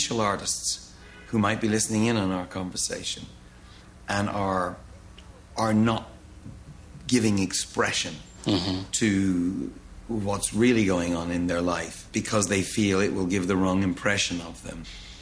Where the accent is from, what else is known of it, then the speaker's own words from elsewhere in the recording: Ireland; I am Irish